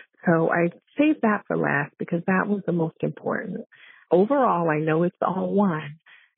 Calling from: Long Island, New York, United States; I'm calling from Long Island, New York.

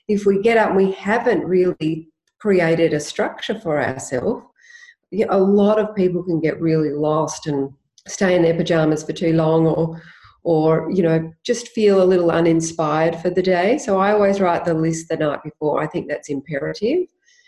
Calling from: Hampton, Victoria, Australia; I'm joining you live from Hampton in Victoria.

